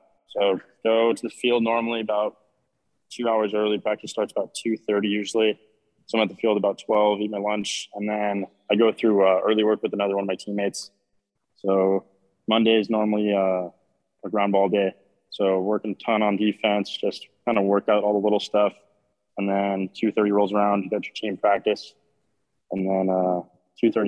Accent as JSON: {"language": "English", "town": "Prescott", "region": "Arizona", "country": "United States", "tie": "born or raised there", "said": "growing up in Prescott, Arizona"}